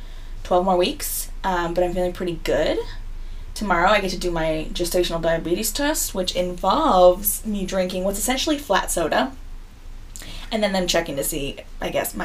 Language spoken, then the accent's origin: English; Monterey Bay area, Northern California, United States; moved away; also born or lived in Pacific Northwest; we are from the Monterey Bay area, which is Northern California.